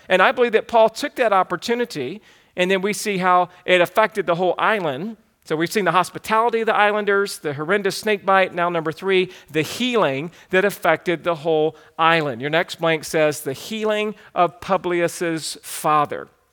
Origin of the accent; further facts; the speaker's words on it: the South, United States; growing up in the South, we would sometimes make great fires outside.